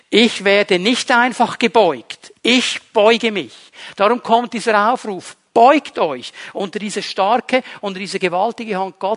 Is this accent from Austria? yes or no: no; Switzerland; Bin ja Schweizer, muss eine gewisse Sicherheit noch haben